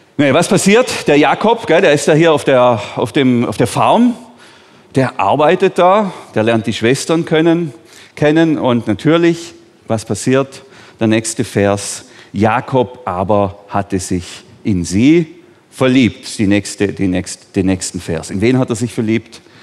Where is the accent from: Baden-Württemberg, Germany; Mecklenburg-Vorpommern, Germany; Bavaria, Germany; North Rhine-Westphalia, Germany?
Baden-Württemberg, Germany; Bambergen; Ich bin hier in Bambergen aufgewachsen, also auf einem Hof ganz neben diesem Dorf da unten in Bambergen